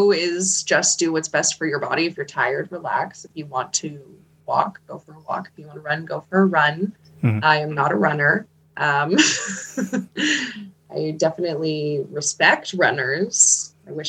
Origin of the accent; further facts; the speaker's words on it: Manitoba, Canada; also born or lived in Winnipeg, Canada; I was born in Manitoba